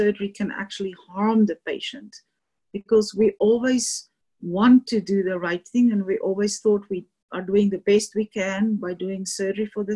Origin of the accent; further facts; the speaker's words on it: South Africa; moved away as an adult; also born or lived in Louisiana; now in Colorado, United States; I'm South African, born and trained